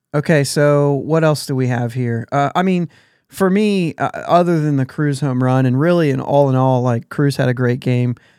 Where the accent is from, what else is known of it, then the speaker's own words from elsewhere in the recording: near Pittsburgh, Pennsylvania, United States; we grew up near Pittsburgh